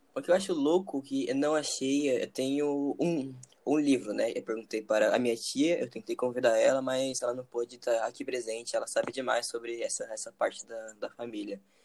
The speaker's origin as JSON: {"language": "Portuguese", "country": "Brazil", "said": "eu sou brasileiro mesmo e tenho orgulho disso"}